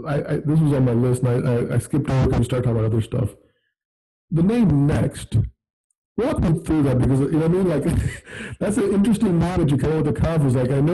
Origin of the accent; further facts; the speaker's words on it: Washington, District of Columbia, United States; Because that's my hometown, right? I'm right here in DC.